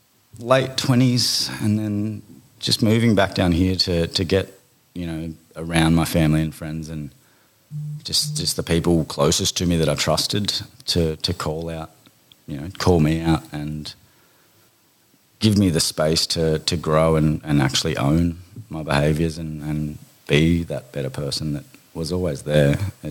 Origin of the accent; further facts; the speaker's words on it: Bundaberg, Queensland, Australia; born there; Birth. Born in Bundaberg. I'm still a rabid Queensland Maroons supporter.